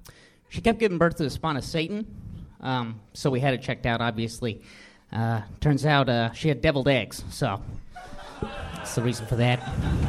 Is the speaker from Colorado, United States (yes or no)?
yes; Denver, Colorado, United States; moved away as an adult; now in Glendale, United States; I'm from Denver originally.